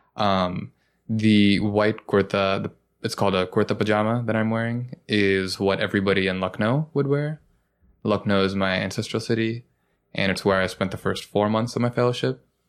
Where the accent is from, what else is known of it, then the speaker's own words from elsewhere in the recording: Kennesaw, Georgia, United States; now in New York, United States; growing up in Kennesaw, Georgia